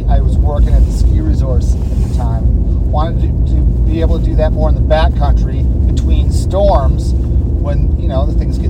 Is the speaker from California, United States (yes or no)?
no; Michigan, United States; moved away as an adult; also born or lived in Colorado / Salt Lake City, Utah; now in Utah, United States; I grew up skiing in Michigan